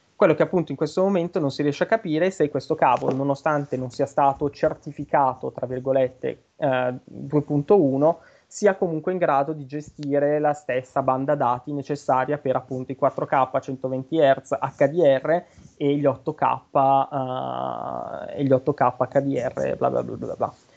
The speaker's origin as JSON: {"language": "Italian", "area": "Brianza", "region": "Lombardy", "country": "Italy", "accent": "Brianzolo", "said": "un po' l'accento, l'inflessione un po' da, da semi Brianzoli. Io Brianzolo vero, io sono in provincia della Brianza."}